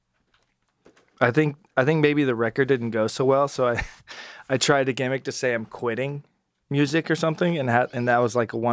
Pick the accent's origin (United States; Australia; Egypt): United States; Austin, Texas; also born or lived in New York; Born and raised in Austin.